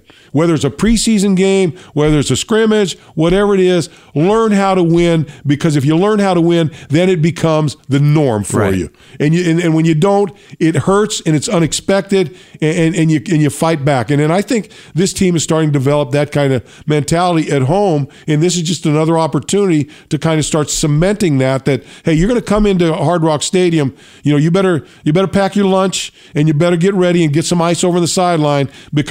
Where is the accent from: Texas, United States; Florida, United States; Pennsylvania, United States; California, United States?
California, United States; I grew up right in the Bay, right in the middle of the 49ers and the Raiders.